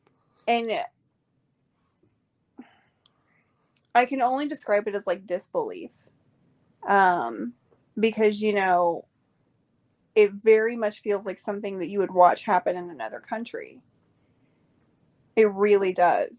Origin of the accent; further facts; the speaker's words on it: Oklahoma, United States; I'm from Oklahoma